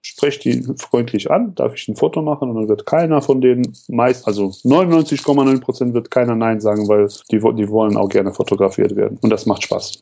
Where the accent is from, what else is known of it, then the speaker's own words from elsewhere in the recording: Radevormwald, North Rhine-Westphalia, Germany; aus Rade vom Wald